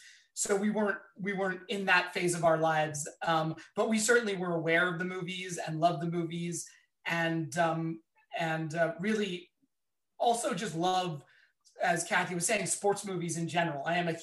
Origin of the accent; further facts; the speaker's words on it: Philadelphia, Pennsylvania, United States; I'm from Philadelphia. So I think it's gotta be the Rocky and all the Rocky movies for me.